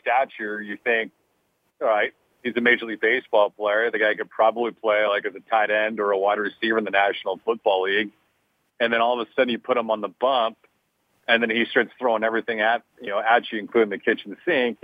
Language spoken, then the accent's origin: English; Los Angeles, California, United States; I grew up in Los Angeles